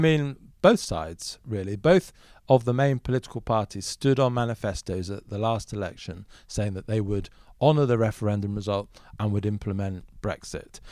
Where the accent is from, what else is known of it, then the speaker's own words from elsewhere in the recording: Germany; moved away; I grew up in Germany for a large part of my upbringing